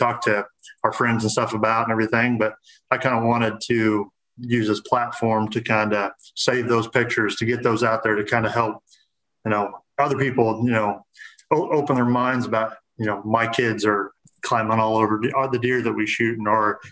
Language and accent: English; Central Illinois, United States; I'm from Central Illinois